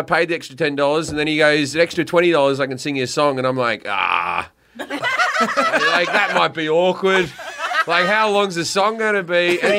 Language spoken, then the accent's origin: English; Australia; I'm Australian.